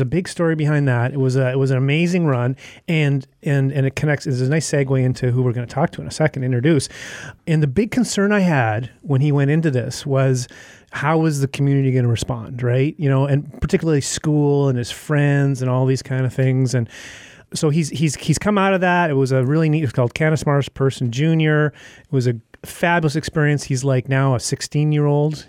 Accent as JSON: {"language": "English", "region": "Yukon", "country": "Canada", "tie": "born or raised there", "moved": "yes", "said": "I grew up in the Yukon Territory. My parents still live there. I've often thought of going back"}